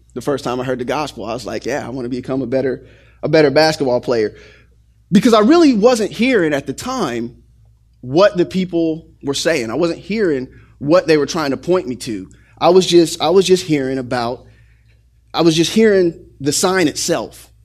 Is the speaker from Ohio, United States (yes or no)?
yes; Xenia, Ohio, United States; when I was growing up in Xenia, Ohio